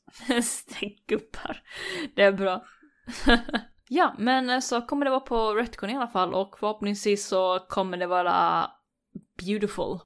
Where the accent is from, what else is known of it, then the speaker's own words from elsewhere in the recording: Gothenburg, Västra Götaland, Sweden; accent: Gothenburg dialect (göteborgska); Här kommer jag med min göteborgska